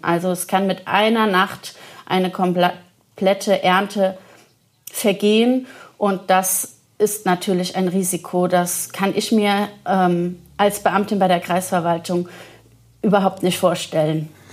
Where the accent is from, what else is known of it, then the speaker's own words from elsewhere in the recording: Leutesdorf, Rhineland-Palatinate, Germany; in meinem Heimatort Leutesdorf, Ortsweinkönigin